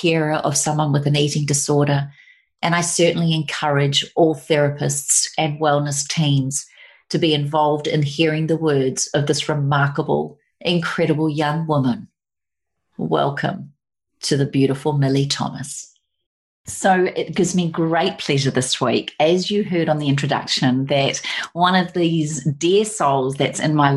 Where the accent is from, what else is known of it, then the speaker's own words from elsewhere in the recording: New Zealand; now in Sunshine Coast, Australia; we come from New Zealand.